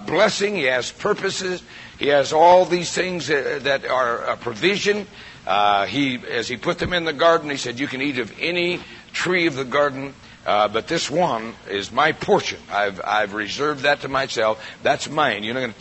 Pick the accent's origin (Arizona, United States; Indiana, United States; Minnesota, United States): Arizona, United States; Prescott; moved away as an adult; been out of Prescott in my entire life.